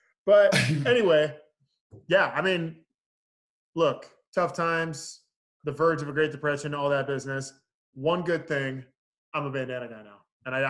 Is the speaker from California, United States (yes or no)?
yes; California, United States; I'm from California